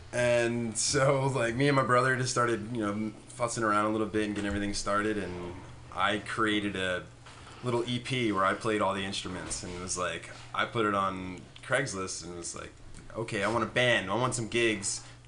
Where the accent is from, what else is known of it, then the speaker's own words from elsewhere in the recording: Wildwood, New Jersey, United States; Me and my brother are both from Wildwood, New Jersey.